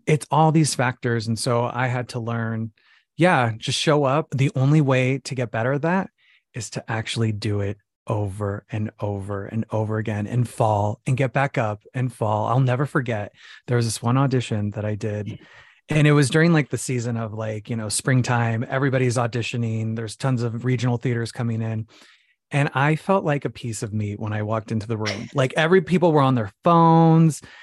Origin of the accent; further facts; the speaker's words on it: Phoenix, Arizona, United States; now in New York City, United States; So I'm originally from Phoenix, Arizona, okay. uh, the Valley of the Sun, the desert.